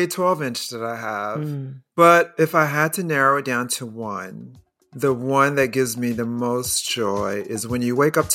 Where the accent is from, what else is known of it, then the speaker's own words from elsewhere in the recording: Chicago, Illinois, United States; I grew up in Chicago.